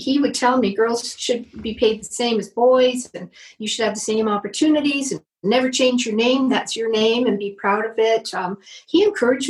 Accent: Waterloo, Ontario, Canada; also born or lived in Hamilton, Ontario; I was born in Hamilton, so I've got steel in my veins, born in Corktown, to kind of a poor Irish family at the time. And my parents moved us to Waterloo in the 1960s

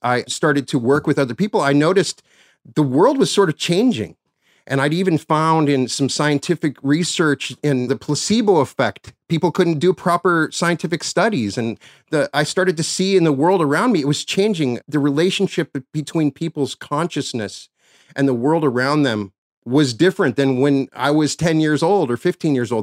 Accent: Cheyenne, Wyoming, United States; my hometown of Cheyenne, Wyoming

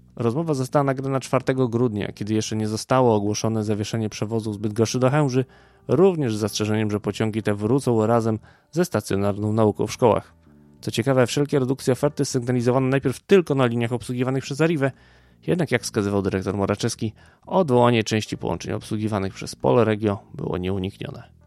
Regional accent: Ukraine; Polish is a second language; now in Poland; Ja sam z Ukrainy

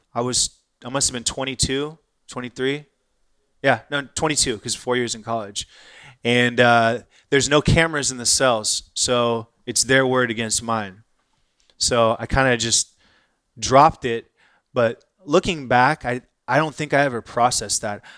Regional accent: Irvine, California, United States; moved away as an adult; also born or lived in Inglewood, Los Angeles / England / San Francisco; now in Austin, United States; grew up in Orange County. So, just south of L A. Graduated high school in Irvine, California

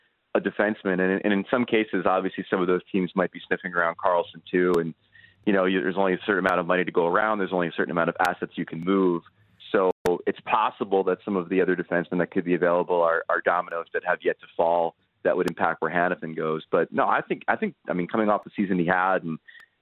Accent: Matawan, New Jersey, United States; I'm from Mattawan, New Jersey. I went to high school with a kid named Charlie Rogers

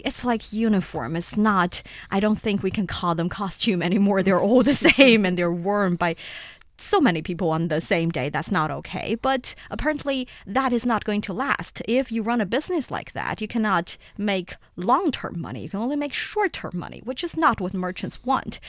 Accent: Shanxi, China; I'm from there it's my hometown

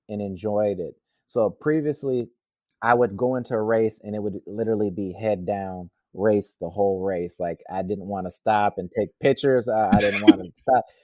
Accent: Wisconsin, United States; I'm from Wisconsin, so it was a you know it was a big thing for me to race in my hometown.

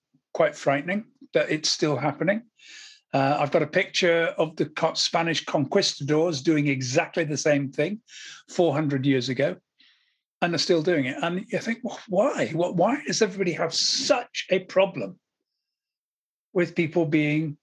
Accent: Wiltshire, South West England, United Kingdom; also born or lived in Somerset; we moved to from Somerset to Wiltshire

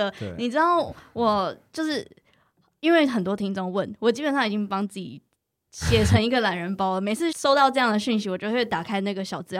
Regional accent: Taiwan; 因为像我就是在台湾长大的

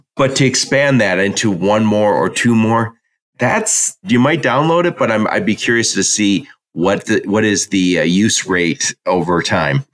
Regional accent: Dearborn, Michigan, United States; I'm from Dearborn, Michigan, and we have a mall that was like Disneyland when it opened, but I was like 16 when it opened

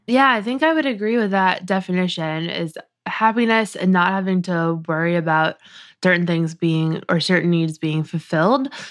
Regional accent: New England, United States; I grew up in New England

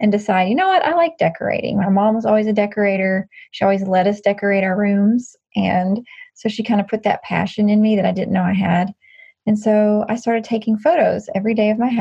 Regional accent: Nashville, Tennessee, United States; I was born and raised in Nashville

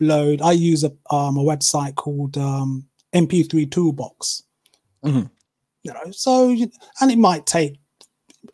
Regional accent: United Kingdom; accent: British; they're very taken with my accent, because obviously I'm British

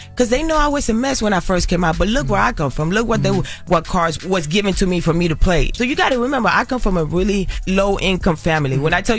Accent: Carolina, Puerto Rico; I grew up in I always say this, I grew up in Puerto Rico. I grew up in Carolina, en Las Esmeraldas, en el Caserío. I grew up in the ghetto, in the hood, in the trenches.

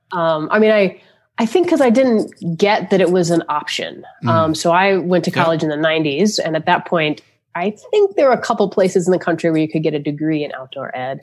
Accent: Florida, United States; moved away; also born or lived in Charlotte, North Carolina; I grew up in Florida

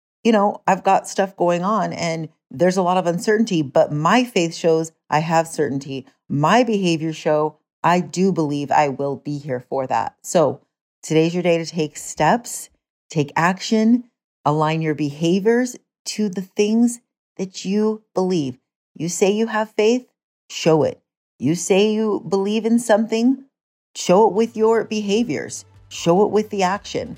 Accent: United States; moved away; my hometown area, you know, Jackson Hole, West Yellowstone, Idaho area

